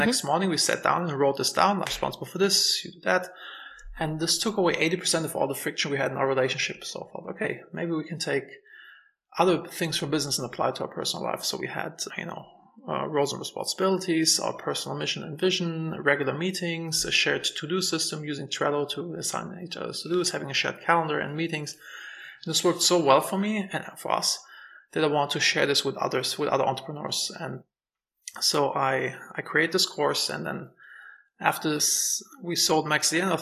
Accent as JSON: {"language": "English", "country": "Germany", "moved": "as an adult", "said": "I'm originally from Germany"}